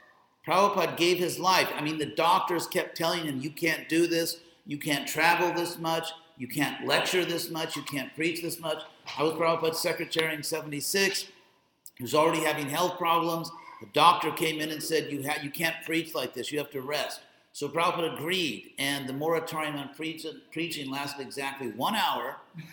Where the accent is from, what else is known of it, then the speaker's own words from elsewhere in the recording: West Coast, United States; also born or lived in Beverly Hills / Berkeley; I'm from the West Coast